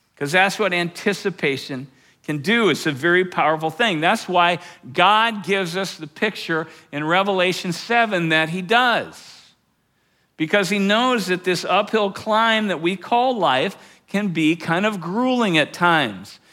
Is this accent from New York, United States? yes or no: no; Fort Collins, Colorado, United States; my hometown of Fort Collins